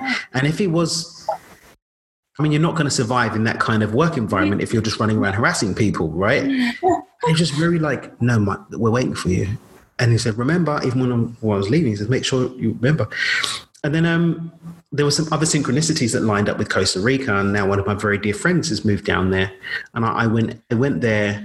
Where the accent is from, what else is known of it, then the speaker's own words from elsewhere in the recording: London, United Kingdom; I'm from London